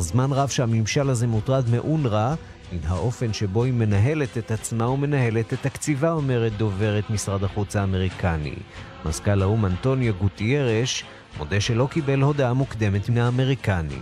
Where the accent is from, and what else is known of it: Israel